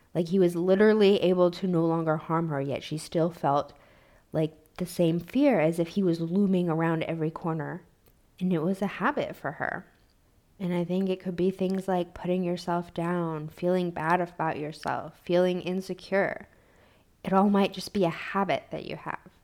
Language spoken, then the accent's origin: English; United States; I grew up in American poverty